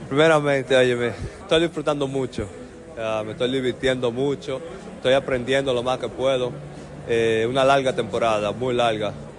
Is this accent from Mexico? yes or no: no; Dominican Republic; moved away; estoy contento de estar en mi país